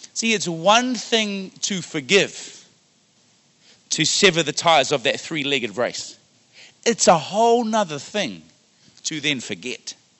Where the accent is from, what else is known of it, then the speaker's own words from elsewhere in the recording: Wellington, New Zealand; now in Ottawa, Canada; Growing up in Wellington, New Zealand